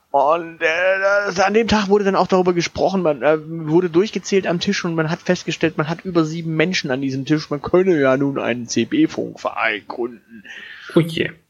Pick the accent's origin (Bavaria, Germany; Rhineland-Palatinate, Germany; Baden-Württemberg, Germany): Baden-Württemberg, Germany; Stuttgart; born there; ich bin ja auch in Cannstatt geboren, also dementsprechend, ich habe da eher die, das Cannstatter Gemüt als das Stuttgarter Gemüt.